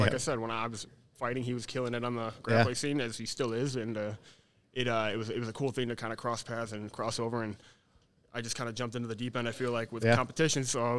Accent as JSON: {"language": "English", "town": "Chicago", "region": "Illinois", "country": "United States", "also_born_or_lived": "South Carolina", "moved": "as an adult", "lives_now": "Greenville, United States", "said": "I'm from Chicago. I just moved down to South Carolina about 3.5 months ago."}